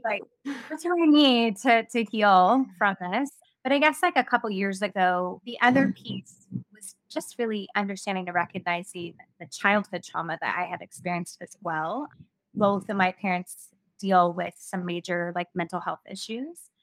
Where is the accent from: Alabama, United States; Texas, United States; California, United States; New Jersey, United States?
California, United States; Ventura; lived in my hometown of Ventura